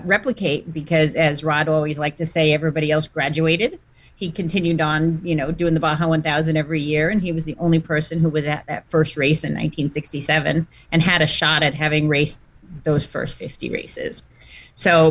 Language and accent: English; New York, United States; now in New Jersey, United States; I grew up in New York and currently live in New Jersey, you know, all pretty close to Manhattan.